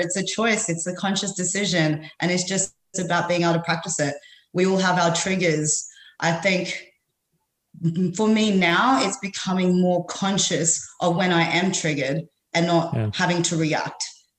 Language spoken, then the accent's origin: English; Philippines; now in Australia; I'm Filipino.